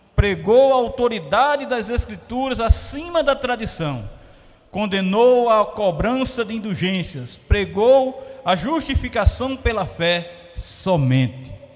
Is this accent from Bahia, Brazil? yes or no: yes; Paulo Afonso, Bahia, Brazil; moved away; Eu vim de Paulo Afonso que ilumina boa parte do Brasil